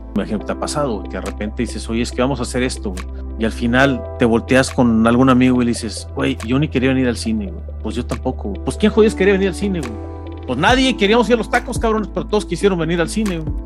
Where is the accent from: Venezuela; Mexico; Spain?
Mexico; como mexicano